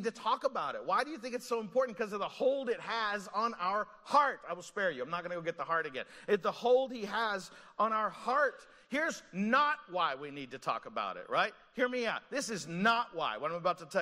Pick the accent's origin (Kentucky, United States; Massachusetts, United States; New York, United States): Kentucky, United States; Eastern; now in Montgomeryville, United States; I grew up in Eastern Kentucky